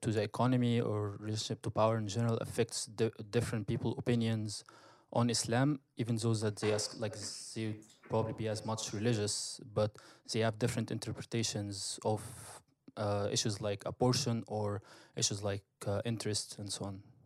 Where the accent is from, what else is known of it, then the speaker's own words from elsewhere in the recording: Egypt; moved away; growing up in Egypt